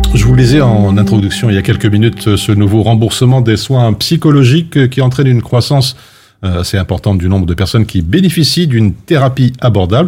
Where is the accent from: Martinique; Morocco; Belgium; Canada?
Belgium; chez nous en Belgique